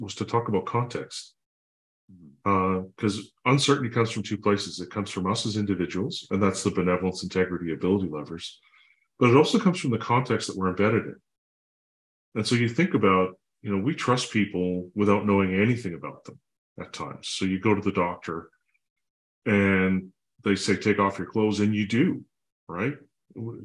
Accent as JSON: {"language": "English", "country": "Canada", "said": "I'm a Canadian, I'm a dad, I have two kids"}